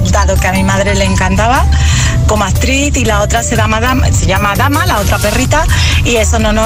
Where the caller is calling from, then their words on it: Pontejos, Cantabria, Spain; de Pontejos, Santander.